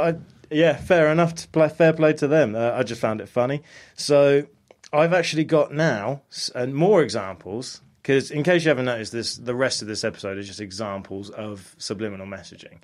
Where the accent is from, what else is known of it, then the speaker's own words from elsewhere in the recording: United States; moved away; growing up in America, we used to eat Tostitos all the time